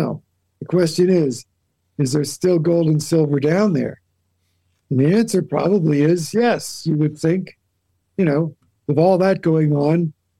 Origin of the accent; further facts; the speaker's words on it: New England, United States; now in Santa Fe, United States; Well, yeah, I grew up in New England, and I really wanted to get out of New England.